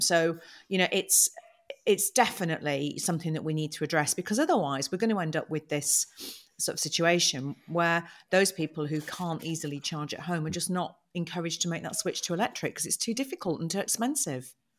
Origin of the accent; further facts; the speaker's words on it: United Kingdom; We're British